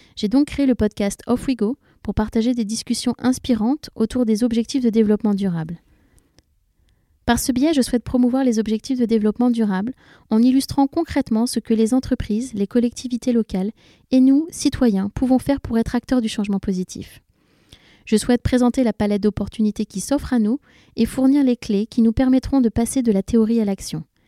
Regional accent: Paris, Île-de-France, France; also born or lived in London; je suis parisienne

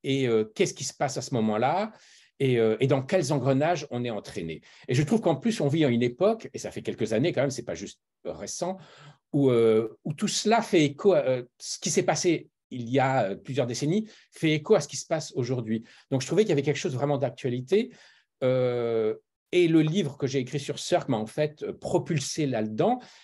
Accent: France; moved away as an adult; now in Los Angeles, United States; je suis français de naissance et, euh, et d'éducation. J'ai grandi en France, mais j'ai une mère allemande.

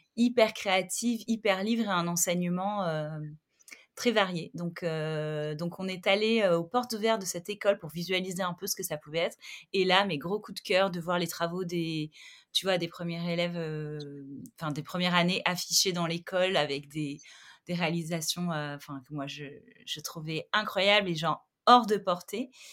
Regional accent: Montpellier, Occitania, France; now in Paris, France; je suis originaire de Montpellier, je vis à Paris

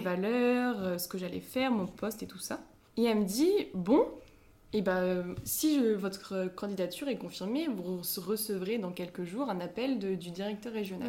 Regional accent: Cornouaille, Brittany, France; je suis de Cornouailles

